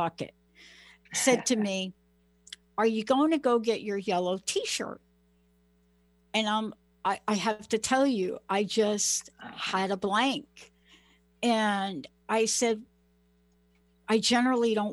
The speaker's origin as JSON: {"language": "English", "country": "United States", "moved": "yes", "lives_now": "Seattle, United States", "said": "I'm from New York and New Jersey. I'm from the East Coast."}